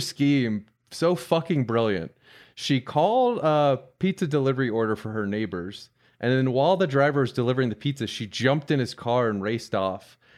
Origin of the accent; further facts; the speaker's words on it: Tampa, Florida, United States; my hometown of Tampa